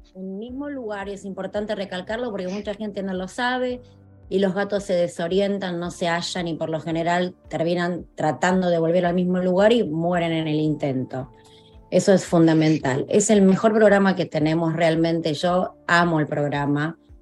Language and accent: Spanish; Argentina; also born or lived in North Carolina; now in South Florida, United States; mi país, en Argentina.